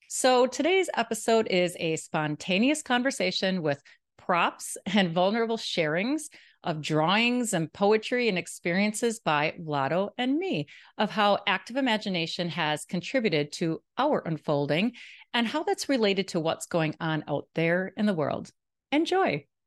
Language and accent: English; Milwaukee, Wisconsin, United States; moved away as an adult; now in Jacksonville Beach, United States; Milwaukee, Wisconsin, which is my hometown